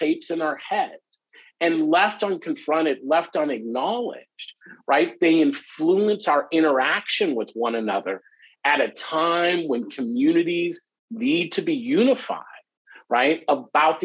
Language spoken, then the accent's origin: English; United States; I grew up in America